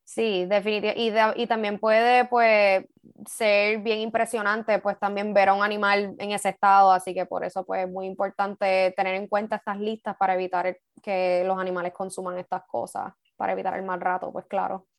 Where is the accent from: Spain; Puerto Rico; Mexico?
Puerto Rico; como puertorriqueños